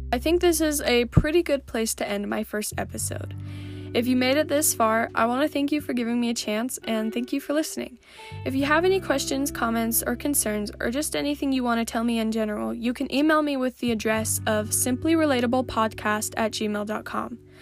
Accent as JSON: {"language": "English", "region": "Montana", "country": "United States", "tie": "born or raised there", "said": "growing up in Montana, and just being a kid"}